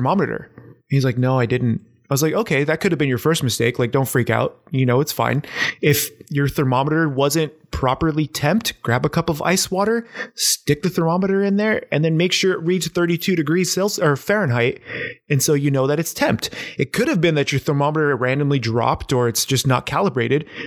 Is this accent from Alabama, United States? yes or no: no; San Diego, California, United States; now in Portland, United States; I grew up in San Diego